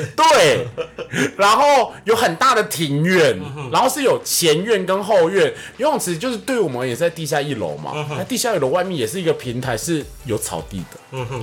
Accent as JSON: {"language": "Chinese", "country": "Taiwan", "said": "我们台湾人"}